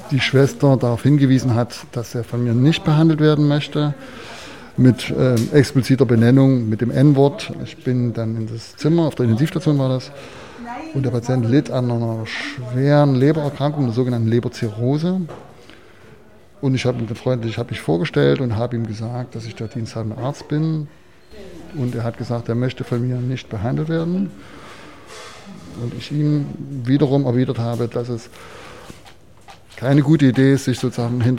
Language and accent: German; Chemnitz, Saxony, Germany